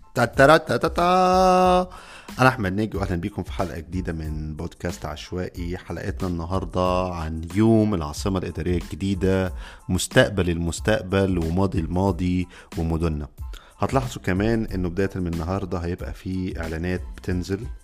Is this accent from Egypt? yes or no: yes; Egypt; عندنا في مصر